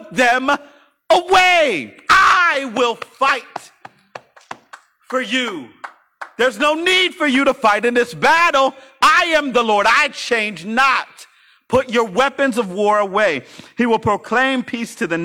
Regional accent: Philadelphia, Pennsylvania, United States; I came from West Philly.

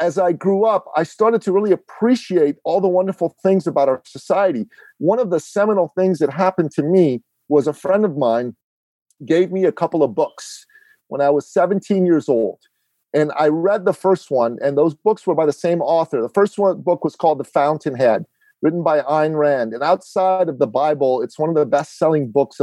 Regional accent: Iran; now in Canada; I am an immigrant to Canada. I'm originally from Iran in the Middle East.

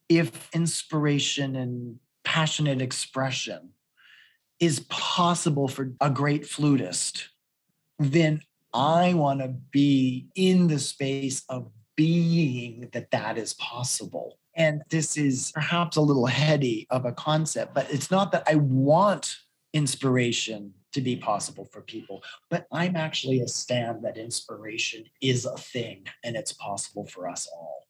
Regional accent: New England, United States; accent: Boston; I'm from New England

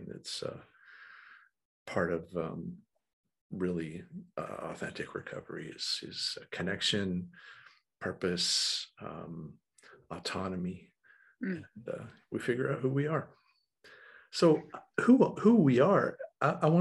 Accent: Western North Carolina, United States; moved away as an adult; now in Raleigh, United States; I was raised in Western North Carolina

